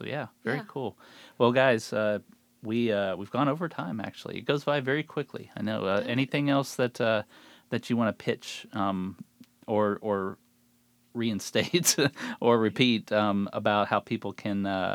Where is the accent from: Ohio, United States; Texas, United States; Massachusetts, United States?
Ohio, United States; Steubenville; moved away